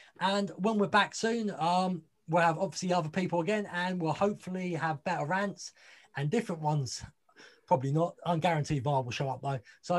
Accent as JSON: {"language": "English", "town": "Crawley", "region": "South East England", "country": "United Kingdom", "tie": "born or raised there", "said": "Oh, Crawley Town, my hometown."}